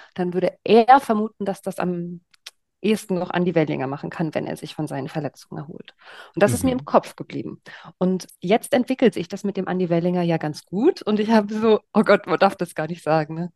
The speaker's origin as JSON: {"language": "German", "region": "East Germany", "country": "Germany", "said": "Ich komme aus Ostdeutschland und bin mit Sven Hannawald aufgewachsen"}